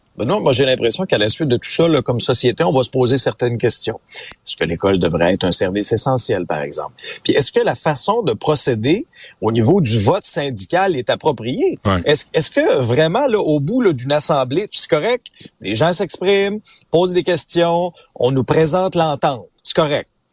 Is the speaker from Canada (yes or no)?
yes; Abitibi, Quebec, Canada; moved away; moi j'ai grandi en Abitibi.